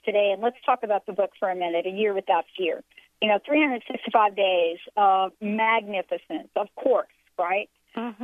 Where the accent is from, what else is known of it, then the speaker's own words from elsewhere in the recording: New York, United States; I'm a girl from New York